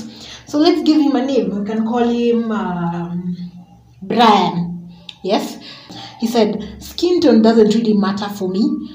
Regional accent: Kenya; we're Kenyan

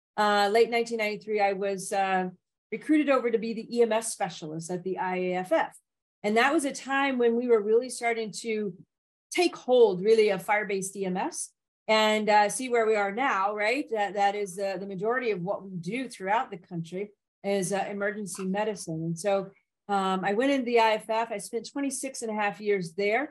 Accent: Nashville, Tennessee, United States; also born or lived in Memphis, Tennessee; I grew up in Tennessee, first of all, in Nashville

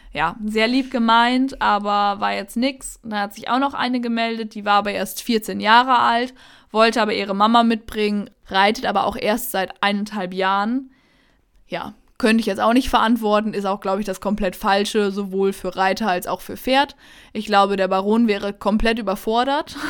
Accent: Münsterland, North Rhine-Westphalia, Germany; wir kommen ja hier aus dem Münsterland

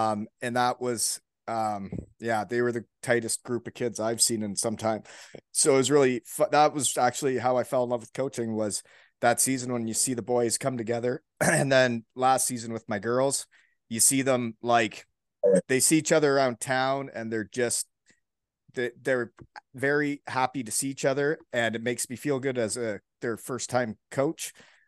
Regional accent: Elmira, Ontario, Canada; Elmira Sugar King, my hometown.

